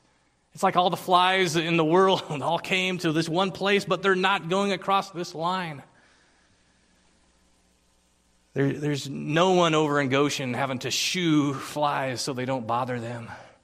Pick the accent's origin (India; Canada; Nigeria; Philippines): Philippines; English is a second language; now in United States; But in the land that I grew up in the Philippines, insects swarm.